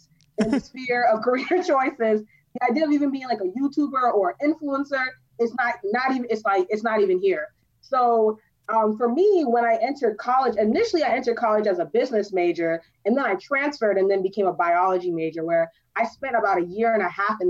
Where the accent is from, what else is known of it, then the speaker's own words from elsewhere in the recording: Maryland, United States; also born or lived in Cambridge, Massachusetts; I grew up in Maryland